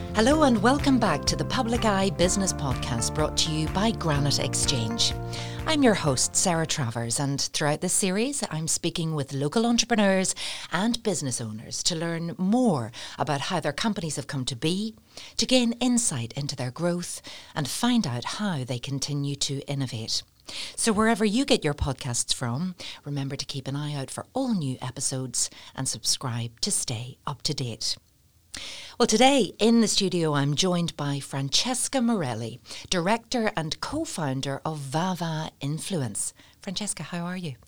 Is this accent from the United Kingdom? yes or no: yes; Portstewart, Northern Ireland, United Kingdom; I'm from Port Stewart